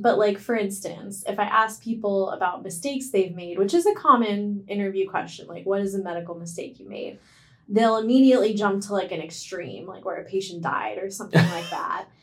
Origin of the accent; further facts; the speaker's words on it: India; now in United States; I'm Indian